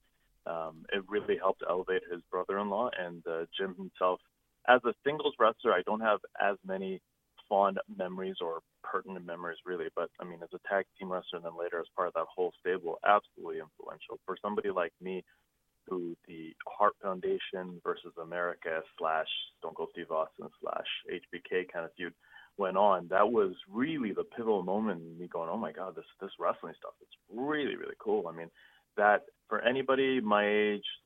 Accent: Canada; myself as a Canadian wrestling fan

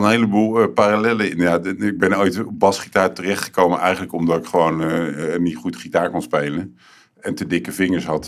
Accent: Rotterdam, South Holland, Netherlands; ik kom uit Hillegersberg.

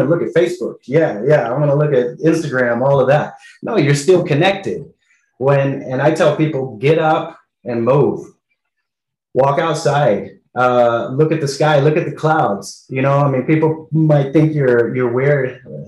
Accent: California, United States; moved away as an adult; now in Colombia; come back home to California

